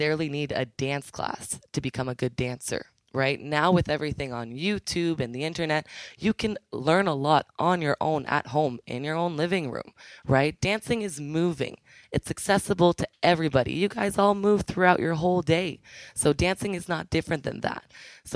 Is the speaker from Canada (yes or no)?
yes; Canada; also born or lived in Ottawa; I am originally from Ottawa. I actually grew up in a very small town closer to Montreal, but I just call it Ottawa.